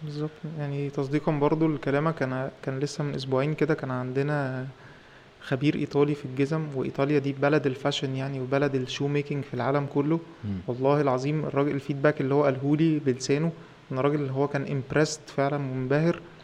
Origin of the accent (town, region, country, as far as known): Egypt